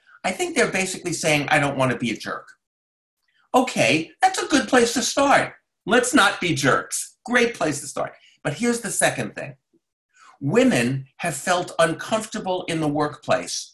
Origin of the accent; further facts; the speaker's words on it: New York, United States; now I live in Brooklyn, New York, and I grew up in New York